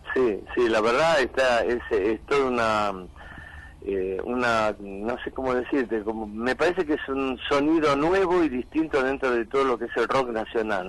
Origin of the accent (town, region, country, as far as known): Argentina